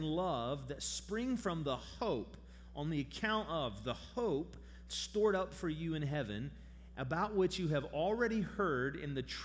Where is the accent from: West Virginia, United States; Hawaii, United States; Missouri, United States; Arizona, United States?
West Virginia, United States; St. Albans; also born or lived in Charleston, West Virginia; I'm from here. I grew up in St. Albans. I was born in Charleston.